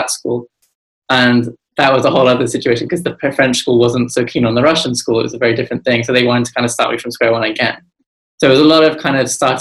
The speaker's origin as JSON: {"language": "English", "region": "London", "country": "United Kingdom", "tie": "born or raised there", "also_born_or_lived": "New York", "said": "it wasn't until I came to London at about 5 years old"}